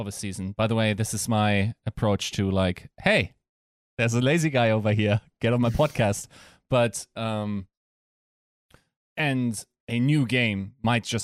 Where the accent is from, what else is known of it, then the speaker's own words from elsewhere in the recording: Germany; accent: German; English is a second language; my German accent